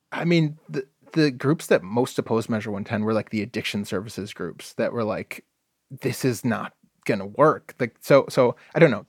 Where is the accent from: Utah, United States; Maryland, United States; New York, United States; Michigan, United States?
Michigan, United States; now in Oregon, United States; I grew up in Michigan.